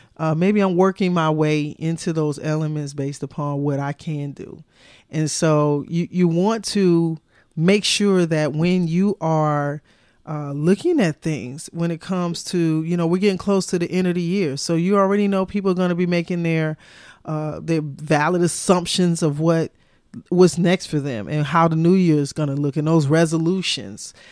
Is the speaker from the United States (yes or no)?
yes; United States; as an American and traveling to Europe